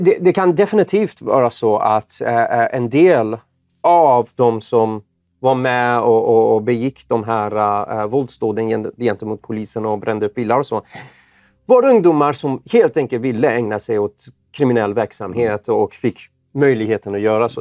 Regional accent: Iran; now in Sweden; jag är ju född i Iran och ja. Eh, kommer från en persisk familj

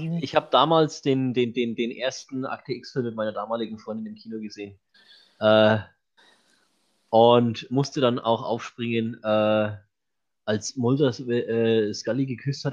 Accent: Franconia, Bavaria, Germany; ich bin Franke

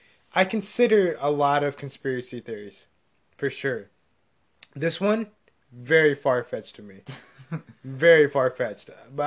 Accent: India; I am Indian.

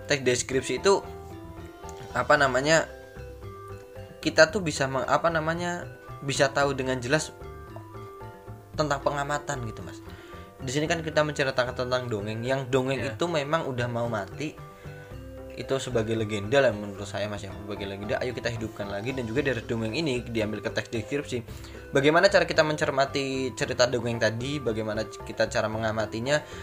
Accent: Papua, Indonesia; Papua, Papua waktu kecil eh, dari kecil tuh Papua saya juga lahirnya di Papua

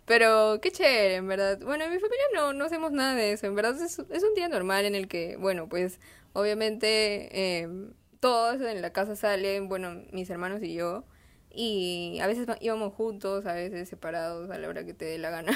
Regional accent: Huánuco, Peru; now in Lima, Peru; yo también he vivido en Huánuco, em, en otra ciudad del, Perú

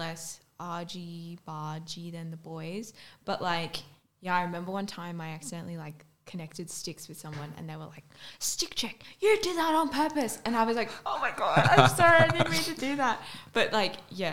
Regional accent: Newcastle, New South Wales, Australia; I'm from Newcastle up the coast

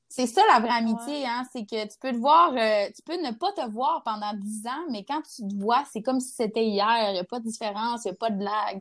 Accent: Jonquière, Quebec, Canada; moved away as an adult; also born or lived in Alma, Quebec; now in Montreal, Canada; je viens de Jonquière

